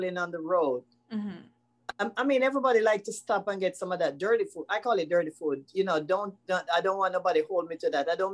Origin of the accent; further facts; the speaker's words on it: Jamaica; moved away; We're not used to bottle food in Jamaica